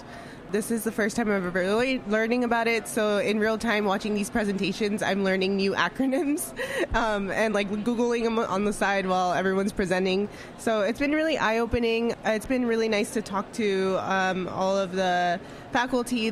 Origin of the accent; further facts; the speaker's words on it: Los Angeles, California, United States; I am from South Central Los Angeles